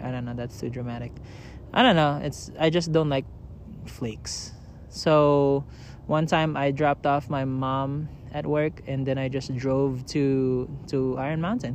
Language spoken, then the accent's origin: English; Manila, Metro Manila, Philippines; now in San Diego, United States; I grew up in Manila, so I was a city boy through and through